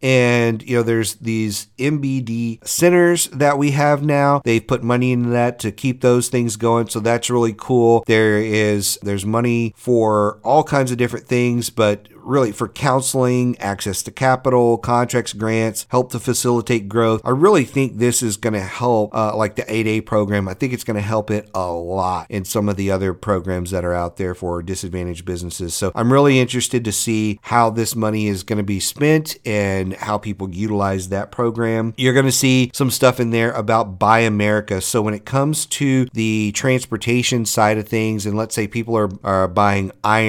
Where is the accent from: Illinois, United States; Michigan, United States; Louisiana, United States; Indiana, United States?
Louisiana, United States; I'm from Louisiana and our evacuation routes are horrible down there.